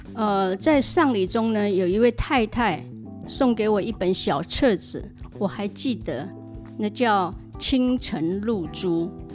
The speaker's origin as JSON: {"language": "Chinese", "town": "Hualien", "region": "Hualien County", "country": "Taiwan", "tie": "born or raised there", "said": "我在花莲长大，呃，有一个哥哥，一个弟弟"}